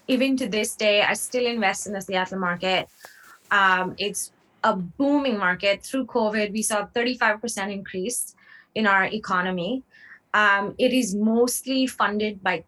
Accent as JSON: {"language": "English", "country": "India", "tie": "born or raised there", "moved": "yes", "said": "I grew up in India, moved here in 2006."}